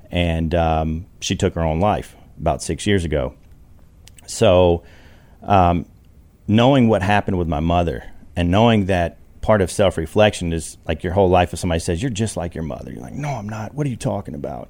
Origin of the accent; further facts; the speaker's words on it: Alabama, United States; I grew up poor in Alabama